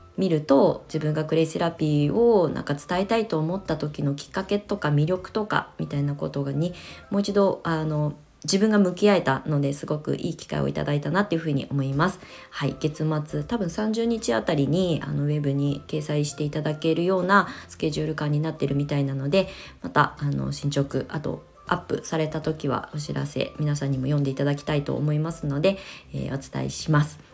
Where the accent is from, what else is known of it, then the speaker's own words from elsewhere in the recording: Kasama, Ibaraki, Japan; also born or lived in Tokyo / Shonan, Kanagawa; now in Kasama, Japan; 生まれ育った場所なんだけどあの東京上京して湘南に移住してのこの約20年の間まあ年に1回か2回しか帰省をしないしうんまあねそんなにこう地元で何かをあの広げていくみたいな活動は一切してこなかったので本当になんか移住者として あの茨城県笠間市に引っ越しをして